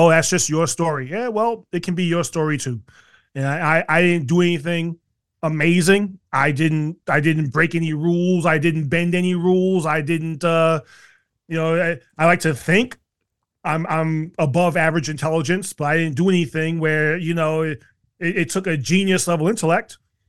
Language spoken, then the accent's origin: English; New York City, New York, United States; You know, I grew up in South Jamaica, Queens, which was a rough area, still is.